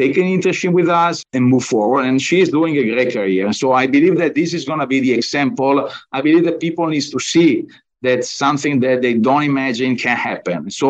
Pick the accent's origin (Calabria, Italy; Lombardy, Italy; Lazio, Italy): Lombardy, Italy; Bergamo; moved away as an adult; now in United States; I was born in Bergamo. Bergamo is a nice town close to Milan